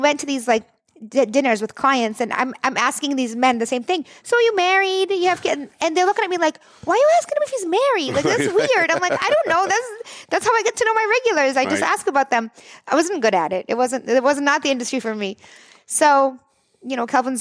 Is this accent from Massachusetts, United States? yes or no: yes; the Valley, Massachusetts, United States; I grew up in the Valley, born and raised.